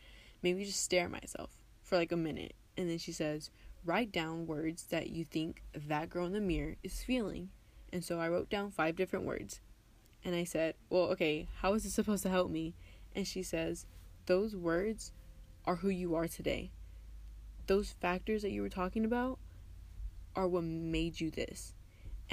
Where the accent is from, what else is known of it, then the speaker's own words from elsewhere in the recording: West Texas, United States; also born or lived in Tijuana, Mexico / Rosarito, Mexico; I was born in Tijuana, Mexico, but I lived in Rosarito, Mexico until I was 4 years old, and then my family and I moved to the United States here in West Texas, and I've lived here ever since.